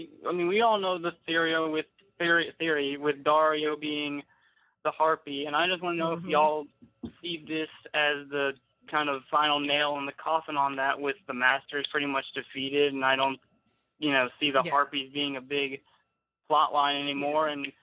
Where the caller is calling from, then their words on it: Louisiana, United States; I'm calling from Louisiana